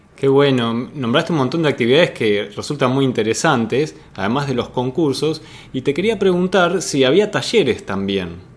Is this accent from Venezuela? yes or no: no; Argentina; aquí en nuestro país